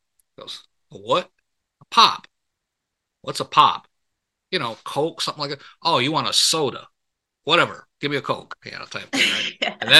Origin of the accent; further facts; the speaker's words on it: Michigan, United States; moved away as an adult; I was born and raised up in Michigan. I know what pop is. That Midwestern girl come out there.